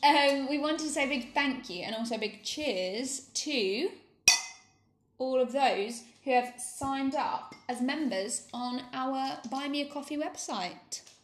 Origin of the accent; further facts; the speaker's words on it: United Kingdom; now in Spain; We're a British couple living in Spain